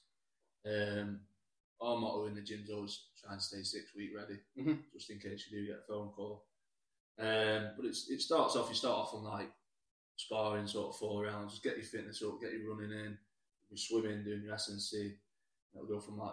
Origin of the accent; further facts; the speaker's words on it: Chapel-en-le-Frith, East Midlands, United Kingdom; now in Marple, United Kingdom; So, originally, I'm in Marple now, but originally I'm from Chapel on the Frith